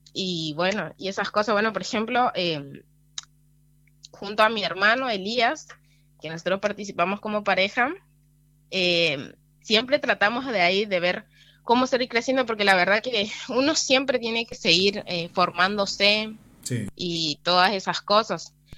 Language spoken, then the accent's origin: Spanish; Villa Rural El Palmar, Chaco, Argentina; desde que nací vivo acá, mis papás estaban acá, viven hace como unos 19 años Así que prácticamente de nacimiento acá.